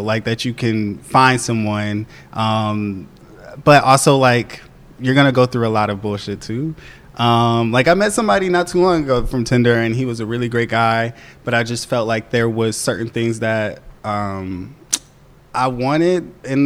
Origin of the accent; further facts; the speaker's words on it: Michigan, United States; moved away; I'm from Michigan. So my family is in Michigan